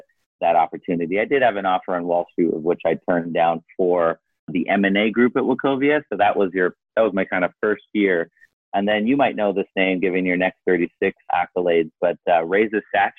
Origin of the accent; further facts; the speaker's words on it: Canada; moved away; me being Canadian